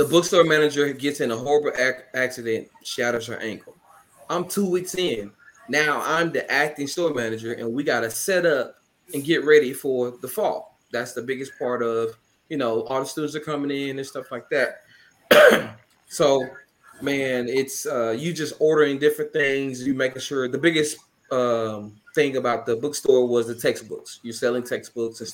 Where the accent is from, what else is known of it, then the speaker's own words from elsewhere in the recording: Canton, Mississippi, United States; moved away as an adult; also born or lived in Jackson, Mississippi / Oklahoma / Arkansas; I'm from Kent, Mississippi. Went to Kent High School. Graduated from there.